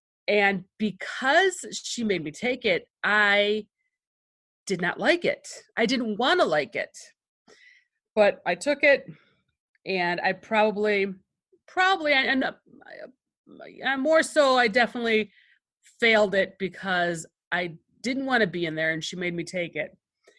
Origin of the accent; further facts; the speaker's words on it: Michigan, United States; first language Greek; I am born and raised in Michigan. I grew up in a Greek household. So this is back 70s, 80s. Basically, my house was like a Greek household. We spoke Greek at home. We went to Greek school.